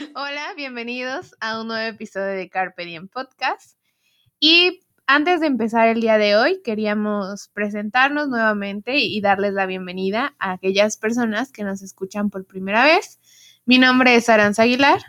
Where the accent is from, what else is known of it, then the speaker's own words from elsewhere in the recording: Mexico; no solo nosotros como mexicanos lo estamos viviendo